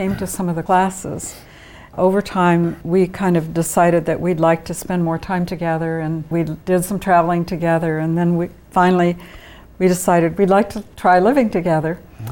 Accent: Kansas, United States; moved away; also born or lived in California; I'm not a native Californian. You know, I grew up actually in Kansas.

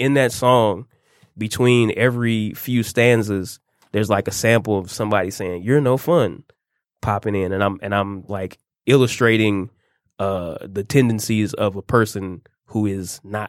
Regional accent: Detroit, Michigan, United States; I'm born, raised, schooled, currently still living in Detroit, Michigan.

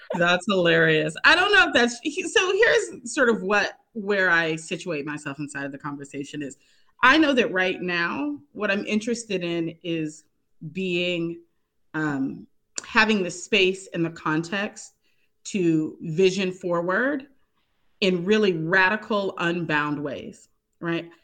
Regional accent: Pittsburgh, Pennsylvania, United States; moved away; I'm currently in my hometown of Pittsburgh, Pennsylvania. This is the most time I've spent here since childhood.

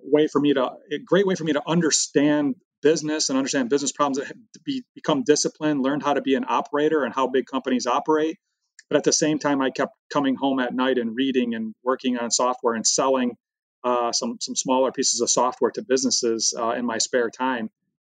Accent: Michigan, United States; when I grew up, we grew up thinking that we were the center of the universe, with General Motors being number one on the Fortune 500 for 75 years in a row

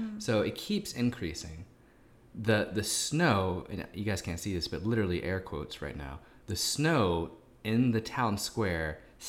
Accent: Pennsylvania, United States; Growing up in Pennsylvania

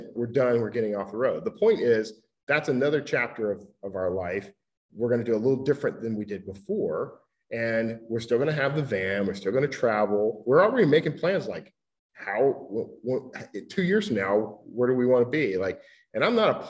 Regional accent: Gulf Coast, United States; moved away; I grew up on the Gulf Coast, hurricanes, floods, tornadoes.

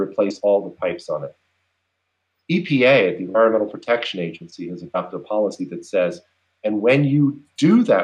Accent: Cincinnati, Ohio, United States; Cincinnati, also my hometown.

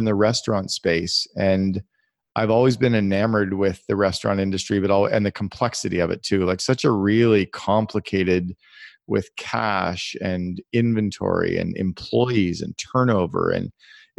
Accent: Canada; also born or lived in Ottawa / Phoenix, Arizona; I'm originally Canadian, as I said, I went to school in Ottawa

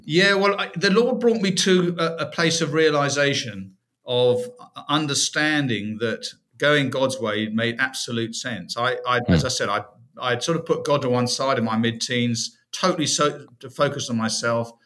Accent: United Kingdom; moved away as an adult; now in United States; originally from uh, the UK, first 44 years of my life were in the UK

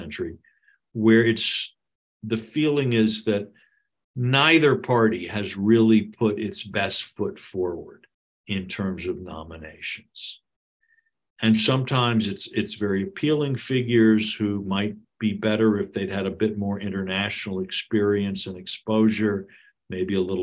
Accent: United States; As an American

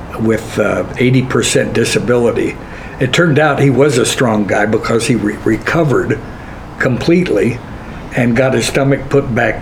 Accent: Richmond, Indiana, United States; moved away; I'm from Richmond, Indiana, a Quaker town

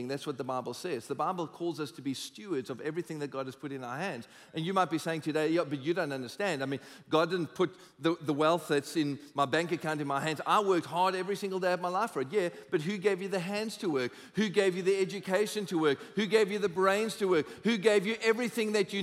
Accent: South Africa; we're South African

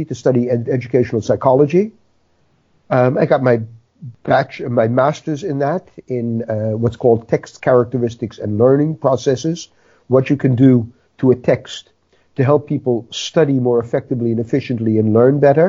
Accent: New York City, New York, United States; moved away as an adult; now in Netherlands; 68 years ago, I was born in the Bronx

